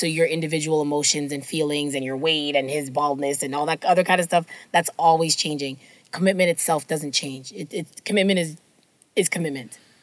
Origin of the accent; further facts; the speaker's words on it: Jamaica; I'll say this as a Jamaican person